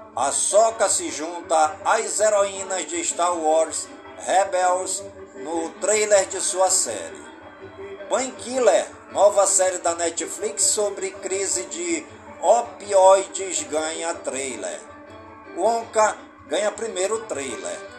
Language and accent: Portuguese; Careiro da Várzea, Amazonas, Brazil; em todas as comunidades do Careiro da Várzea, minha cidade natal